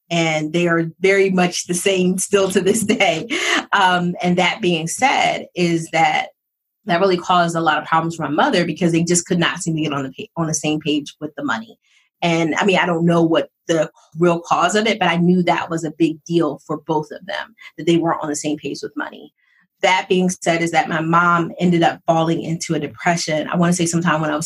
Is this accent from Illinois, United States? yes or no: no; Philadelphia, Pennsylvania, United States; also born or lived in North Jersey; I was born outside of New York because my dad was an executive for McDonald's. So I was like North Jersey type. And then we moved back. So I'm from Philly.